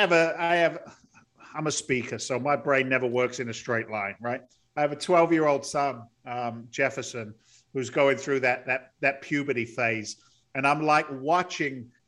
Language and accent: English; Andover, South East England, United Kingdom; moved away; also born or lived in London; Actually grew up in the south of England, in the countryside, if you will, an overspill town called Andover in Hampshire